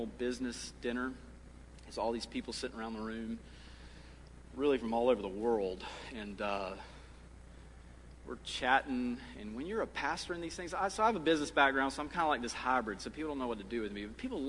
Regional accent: Lee County, South Carolina, United States; moved away; where I grew up in Lee County, South Carolina

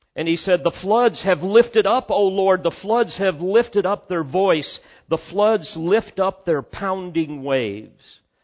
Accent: Illinois, United States; our home over on the other side of Illinois

